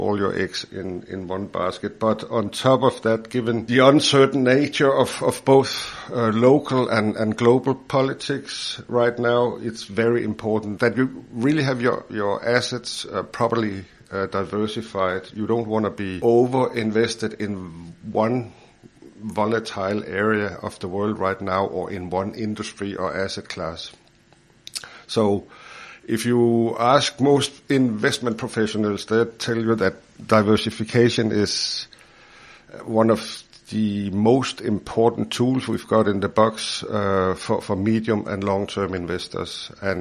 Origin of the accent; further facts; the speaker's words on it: Denmark; moved away as an adult; also born or lived in Copenhagen, Denmark / New Zealand; now in Hawke's Bay, New Zealand; I'm not from New Zealand. I am a New Zealand citizen, but I'm originally from Denmark